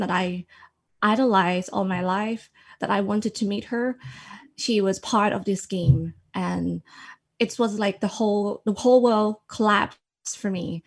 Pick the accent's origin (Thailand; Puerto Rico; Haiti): Thailand; Sisaket; English is a second language; moved away as an adult; now in Sydney, Australia; I originally from Sisagade, which is a small province in Thailand, neighbouring Cambodia. When I grew up, everybody in my hometown, everybody had to worship the king.